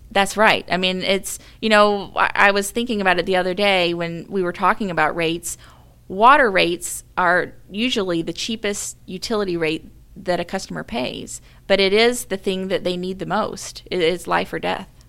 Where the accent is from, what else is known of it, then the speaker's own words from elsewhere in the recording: Mobile, Alabama, United States; moved away as an adult; also born or lived in Birmingham, Alabama; now in Saint Louis, United States; I grew up in Mobile, Alabama, really close to Mobile Bay